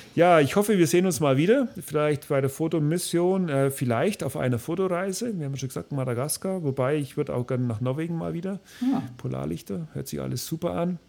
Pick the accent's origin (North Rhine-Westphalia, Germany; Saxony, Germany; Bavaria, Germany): Bavaria, Germany; ich als Bayer